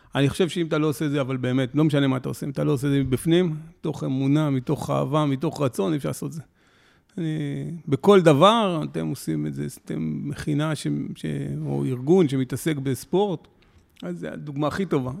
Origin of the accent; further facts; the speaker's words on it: Ra'anana, Central District, Israel; גדלתי ברעננה